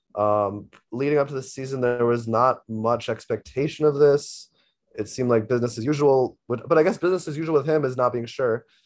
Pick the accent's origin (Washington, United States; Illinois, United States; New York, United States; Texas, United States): New York, United States; also born or lived in Toronto; I'm from New York